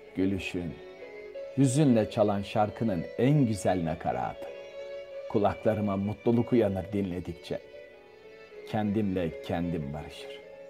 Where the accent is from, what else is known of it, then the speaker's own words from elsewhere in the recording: Istanbul, Turkey; moved away as an adult; now in Paris, France; Boğaz içi. En dar yerinde büyüdüm.